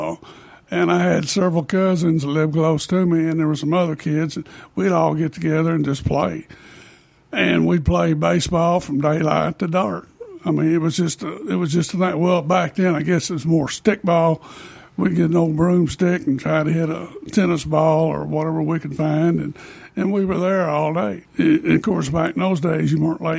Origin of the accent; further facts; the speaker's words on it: Metropolis, Illinois, United States; I'm originally from Metropolis, Illinois.